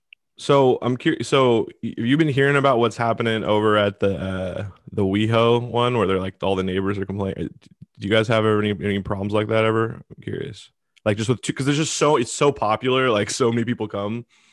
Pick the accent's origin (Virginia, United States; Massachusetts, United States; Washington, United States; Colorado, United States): Washington, United States; Seattle; I'm from Seattle